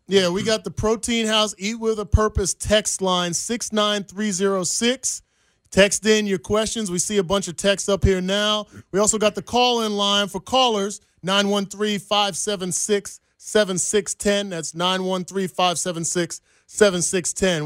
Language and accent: English; New Jersey, United States; moved away as an adult; now in Kansas City, United States; I'm from Jersey. All my family's back there